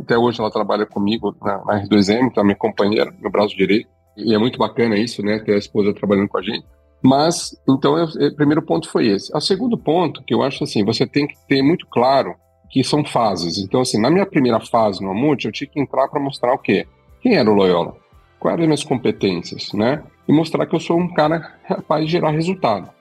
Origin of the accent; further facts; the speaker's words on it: Campinas, São Paulo, Brazil; quando a gente morava em São Paulo, inclusive, antes de depois eu mudar para Campinas